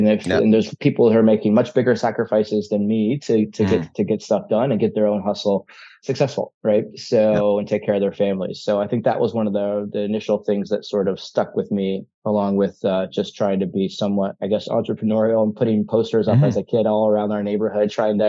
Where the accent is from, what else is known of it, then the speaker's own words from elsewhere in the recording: Atlanta, Georgia, United States; also born or lived in Ohio; I was born in Ohio, grew up in Hotlanta, though. Atlanta, Georgia.